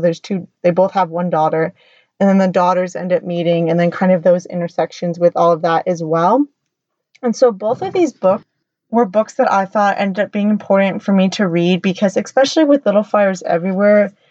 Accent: United States; I'm American

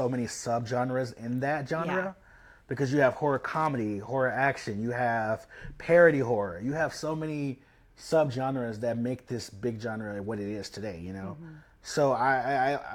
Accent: Memphis, Tennessee, United States; also born or lived in Chicago; now in Los Angeles, United States; I'm from Memphis, Tennessee. I grew up in Whitehaven area

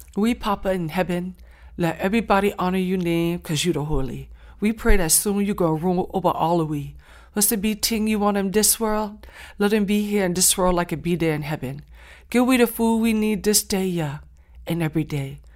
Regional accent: Saint Helena Island, South Carolina, United States; born or raised there; accent: Gullah; first language Gullah; English is a second language

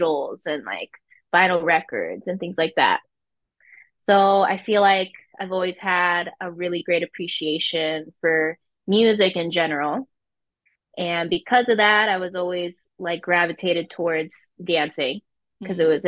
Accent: Pacifica, California, United States; now in Los Angeles, United States; I grew up in San Francisco, the Bay Area, technically a suburb next to San Francisco in a little beach town called Pacifica

